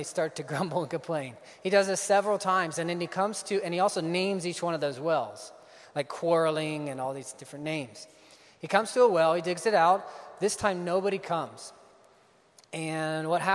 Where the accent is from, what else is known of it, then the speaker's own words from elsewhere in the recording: Ohio, United States; moved away as an adult; also born or lived in Iowa; I grew up in Ohio. Grew up on a farm and came here to Iowa 2005